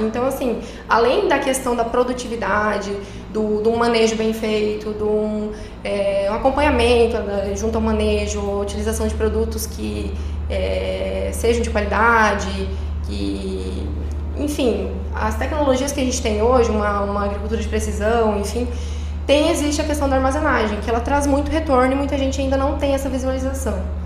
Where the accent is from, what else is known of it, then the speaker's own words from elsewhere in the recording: Lucas do Rio Verde, Mato Grosso, Brazil; also born or lived in Pelotas, Rio Grande do Sul; retornei à minha cidade natal para trabalhar